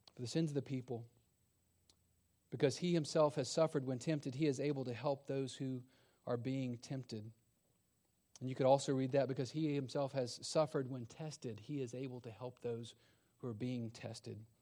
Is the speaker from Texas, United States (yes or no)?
yes; Texas, United States; I grew up in Texas